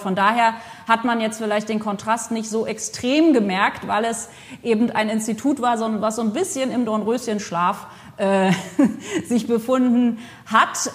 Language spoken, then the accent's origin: German; Potsdam, Brandenburg, Germany; moved away as an adult; also born or lived in France; now in Bordeaux, France; ich aus Potsdam ursprünglich geboren in Potsdam komme